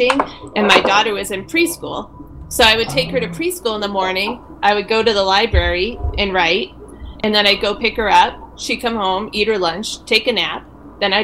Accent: New Hampshire, United States; I grew up in New Hampshire, so I'm close to Canada.

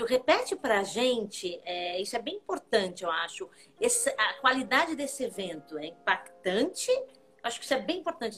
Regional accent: Portugal; sou portuguesa, né, não sou alemã

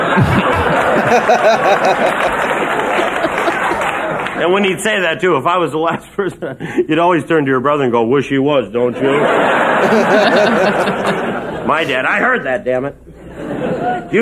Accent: Minnesota, United States; moved away; I am from Minnesota.

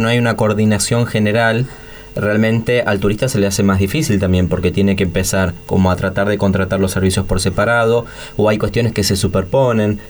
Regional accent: Argentina

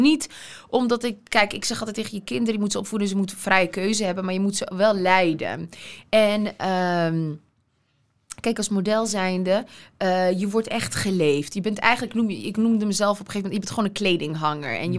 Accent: Veenendaal, Utrecht, Netherlands; ik kwam uit Veenendaal.

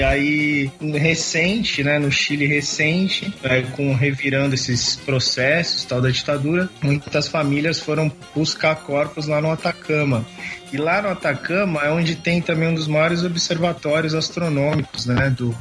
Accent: Brazil; pra gente como brasileiro

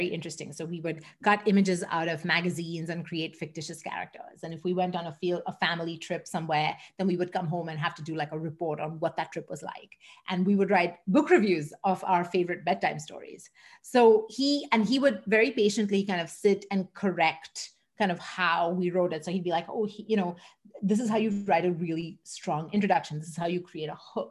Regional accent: Mumbai, Maharashtra, India; moved away as an adult; also born or lived in London, England / Singapore; now in Canada; I grew up in Mumbai in India

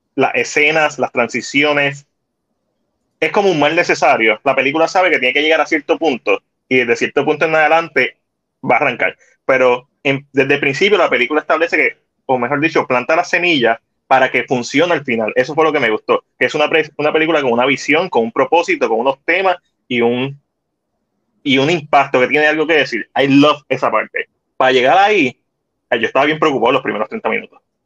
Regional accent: Puerto Rico; nos identifica como puertorriqueños

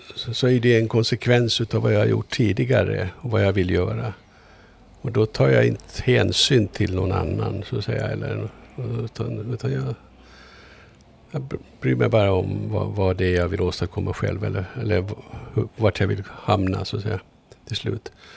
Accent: Mariehamn, Åland Islands; also born or lived in Kumlinge; now in Stockholm, Sweden; Ja, jag är född i Mariehamn. Jag är född, ja. född i så här kvarteret, en bit härifrån. Jag växte upp här.

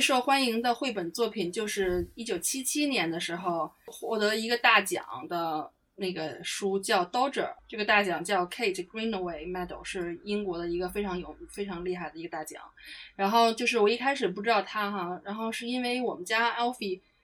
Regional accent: China; now in United Kingdom; 我中国人又怕冷

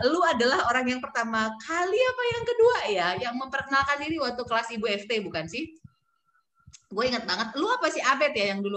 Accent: Pematang Siantar, North Sumatra, Indonesia; ketua kelasku waktu aku SMP di kota kelahiranku Pematang Siantar.

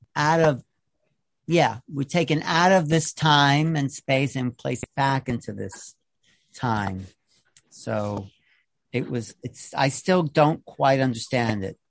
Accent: Long Island, New York, United States; We bro- both grew up on Long Island in the 60s

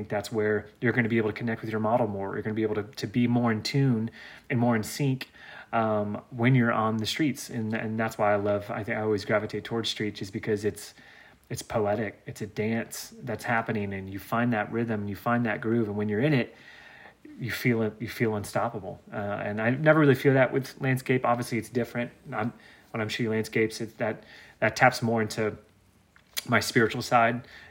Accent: the South, United States; growing up in the South

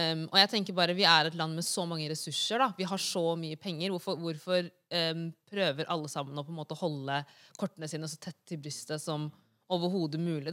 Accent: Norway; moved away; also born or lived in United States; vi er fra Senegal, men vi er også norske

